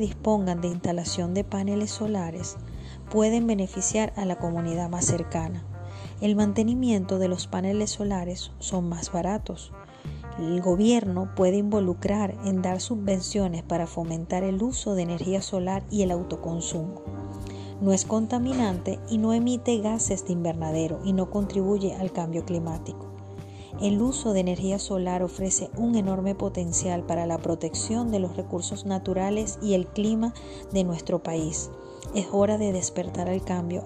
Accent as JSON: {"language": "Spanish", "country": "Venezuela", "said": "nos aportará como venezolanos"}